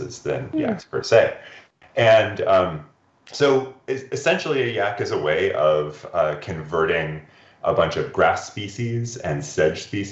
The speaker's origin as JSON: {"language": "English", "area": "Olympic Peninsula", "region": "Washington", "country": "United States", "tie": "born or raised there", "said": "I grew up in mountains on the Olympic Peninsula in the northwest corner of Washington State"}